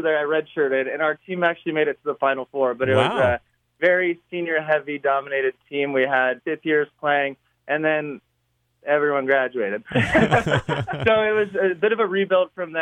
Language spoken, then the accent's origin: English; Huntington Beach, California, United States; moved away; I grew up in Huntington Beach